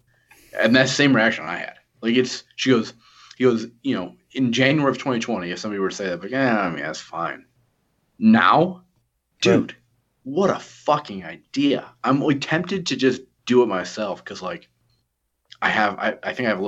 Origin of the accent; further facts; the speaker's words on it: New York, United States; I'm from New York